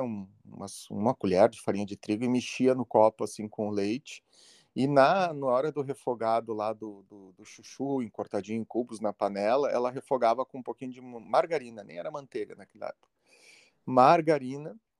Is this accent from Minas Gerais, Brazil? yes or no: no; Santa Maria, Rio Grande do Sul, Brazil; eu sou natural de Santa Maria, que é uma cidade de interior aqui do, do Rio Grande do Sul